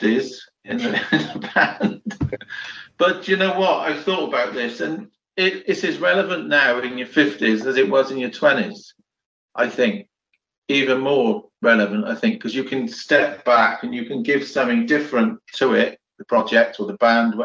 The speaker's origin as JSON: {"language": "English", "area": "the West Country", "region": "South West England", "country": "United Kingdom"}